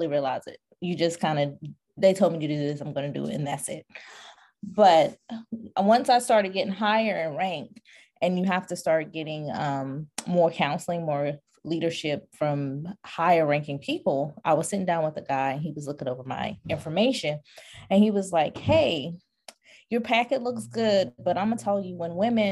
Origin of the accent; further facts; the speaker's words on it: North Carolina, United States; I'm from North Carolina